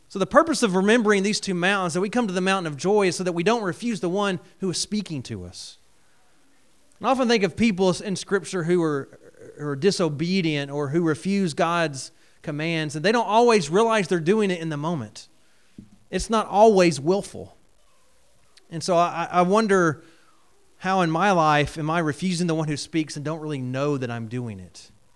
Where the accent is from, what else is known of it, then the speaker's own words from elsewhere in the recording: Georgia, United States; moved away; I grew up in Georgia, uh, and then have moved around a couple different places in ministry